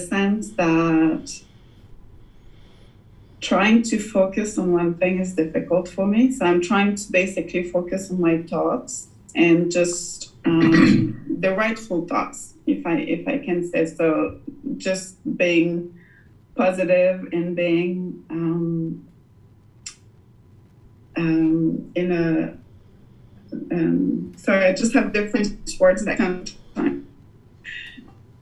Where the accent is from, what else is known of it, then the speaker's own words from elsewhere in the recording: Quebec, Canada; moved away; I'm actually Canadian from the French parts of French, from Quebec, actually the French part of Canada.